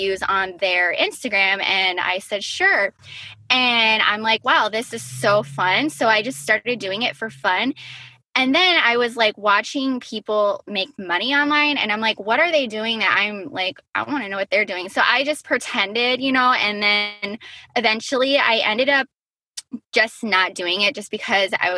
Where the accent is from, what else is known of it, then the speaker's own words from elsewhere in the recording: Black Creek, Wisconsin, United States; I am from Black Creek, Wisconsin, which is a little tiny town, which is right outside of Appleton, Wisconsin